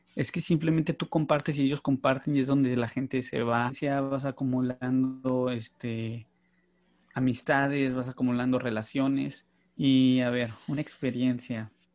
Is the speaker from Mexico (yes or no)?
yes; Mexicali, Baja California, Mexico; nací en la Ciudad de México, pero ya tengo, me vine a los nueve años, ocho años, perdón, y pues yo digo que soy del norte, soy de Mexicali